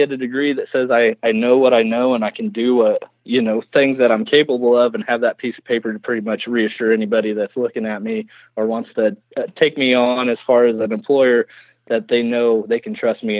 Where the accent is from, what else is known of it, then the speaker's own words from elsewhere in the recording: Logan, Kansas, United States; Well, I'm originally from Logan, Kansas, which is Midwest Kansas, and I was born and raised there.